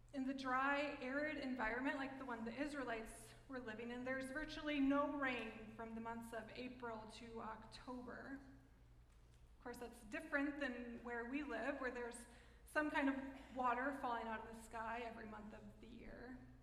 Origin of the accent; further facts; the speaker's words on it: United States; I'm American